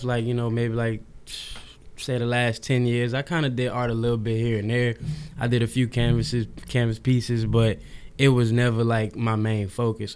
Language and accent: English; New Orleans, Louisiana, United States; now in Houston, United States; I'm from New Orleans, Louisiana, but I moved out here to Houston after Katrina